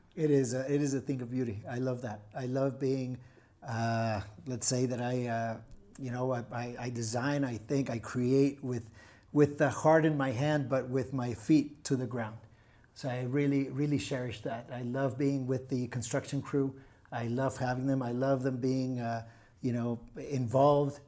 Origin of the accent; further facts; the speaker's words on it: Tijuana, Baja California, Mexico; English is a second language; now in Puerto Vallarta, Mexico; born and raised in T J.